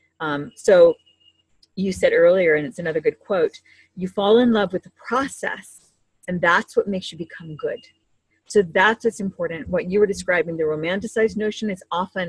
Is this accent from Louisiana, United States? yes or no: no; Hawaii, United States; when I was growing up in Hawaii